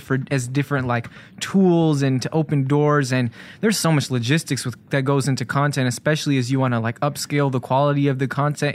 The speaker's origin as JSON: {"language": "English", "town": "Chicago", "region": "Illinois", "country": "United States", "tie": "born or raised there", "said": "I grew up in Hyde Park up until I was about fourteen"}